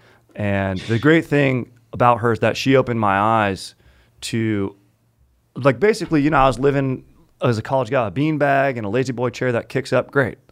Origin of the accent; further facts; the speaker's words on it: Orange County, California, United States; in OC where I grew up